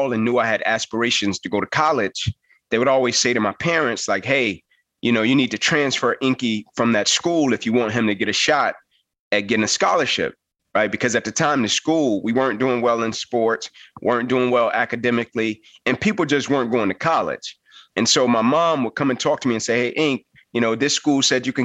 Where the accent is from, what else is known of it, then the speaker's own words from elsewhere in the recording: Atlanta, Georgia, United States; I was Atlanta public school kid. I was from Atlanta